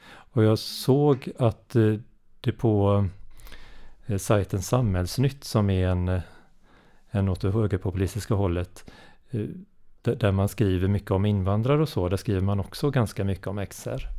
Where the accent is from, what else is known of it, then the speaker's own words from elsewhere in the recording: Varberg, Halland County, Sweden; Jag är från, eh, Varbergsdrakten, hallänning